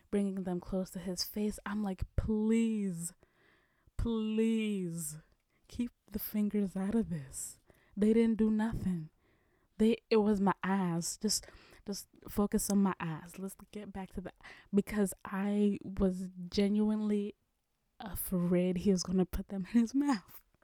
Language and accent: English; Kenya; moved away; my home country, Kenya